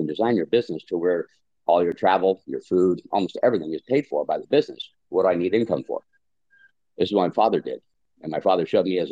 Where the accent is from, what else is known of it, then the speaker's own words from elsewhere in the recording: United States; moved away as an adult; also born or lived in California / Washington / Baja California Sur, Mexico; now in La Paz, Mexico; I grew up in California and Washington since I was a kid